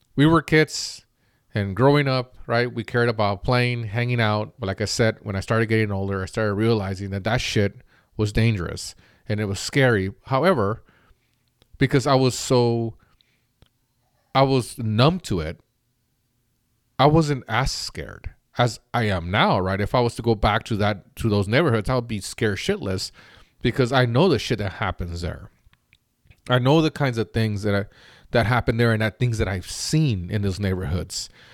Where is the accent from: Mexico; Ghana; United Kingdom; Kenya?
Mexico; now in United States; I grew up in an okay neighborhood growing up in Mexico where before we moved to the United States